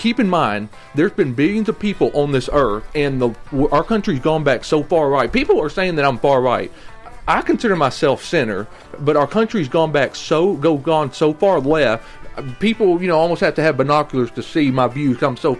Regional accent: Southern US, United States; Well, I grew up different. I did not leave the Mason-Dixon line. I grew up Southern Bible Belt, and I'm seeing this left-wing mess.

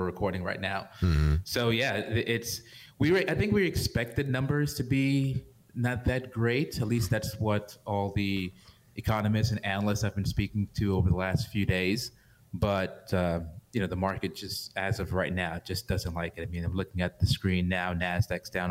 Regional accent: New York, United States; I'm from New York

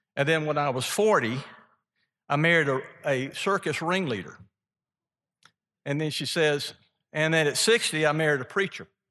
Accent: Mississippi, United States; from being from Mississippi

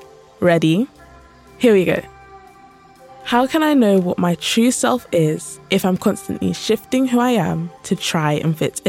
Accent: London, United Kingdom; your narrator. I'm 15 years old and I'm from London.

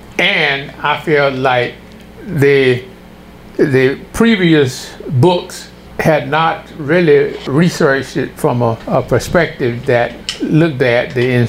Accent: Louisiana, United States; moved away as an adult; also born or lived in Wisconsin / Virginia; they discovered that I was from Louisiana.

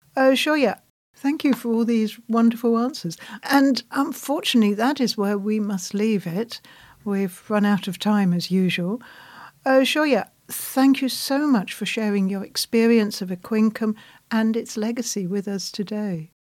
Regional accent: England, United Kingdom; I'm British

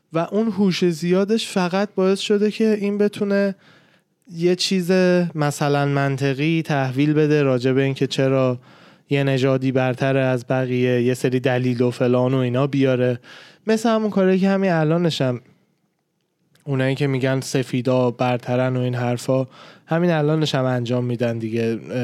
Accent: Iran; من به عنوان یه ایرانی اصطلاحا اصطلاحا میگن فارس

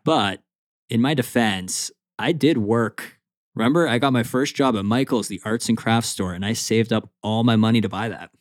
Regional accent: Canada; I am Canadian

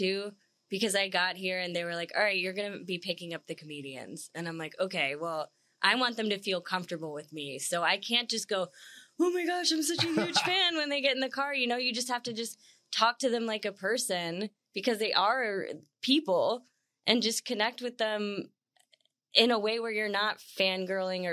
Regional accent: Charlotte, North Carolina, United States; moved away as an adult; also born or lived in St. Petersburg, Florida; now in Nashville, United States; I'm originally from Charlotte, North Carolina, and then I was in college in St. Petersburg, Florida

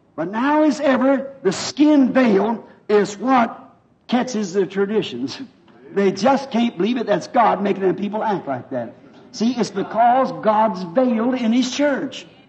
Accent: United States; I'm a real American

